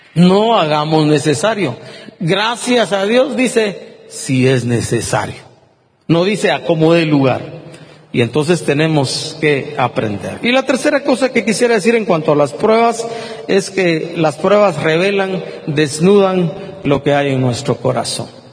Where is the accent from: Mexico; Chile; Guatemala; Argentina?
Guatemala; Yo me pregunto como guatemalteco